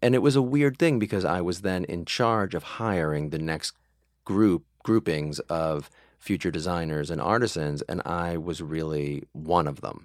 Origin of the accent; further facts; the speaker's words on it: Mansfield, Massachusetts, United States; grew up in a town called Mansfield, Massachusetts